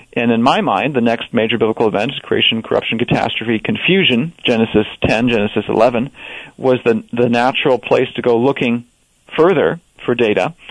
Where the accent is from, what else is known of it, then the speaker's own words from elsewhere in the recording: Wisconsin, United States; growing up in Wisconsin